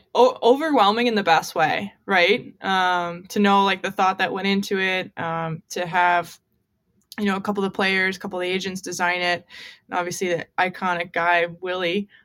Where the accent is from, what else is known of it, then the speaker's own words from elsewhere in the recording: United States; also born or lived in Montreal, Canada; I'm the American up here